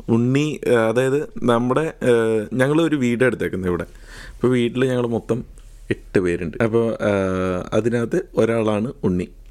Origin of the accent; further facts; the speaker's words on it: Vadakkanchery, Kerala, India; moved away as an adult; now in Edinburgh, United Kingdom; നാട് പാലക്കാടാണ് പാലക്കാട് വടക്കഞ്ചേരിയാണ് സ്ഥലം